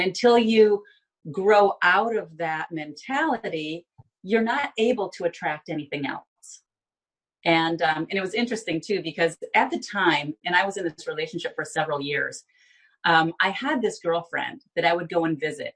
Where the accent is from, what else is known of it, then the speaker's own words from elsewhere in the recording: Binghamton, New York, United States; now in Florida, United States; I was born and raised in Binghamton